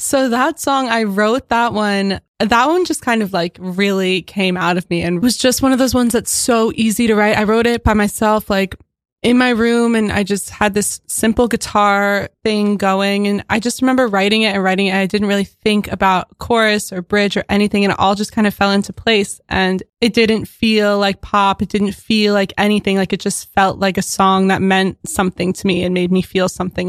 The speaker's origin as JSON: {"language": "English", "town": "Philadelphia", "region": "Pennsylvania", "country": "United States", "moved": "yes", "lives_now": "Williamsburg, United States", "said": "I'm from Philadelphia"}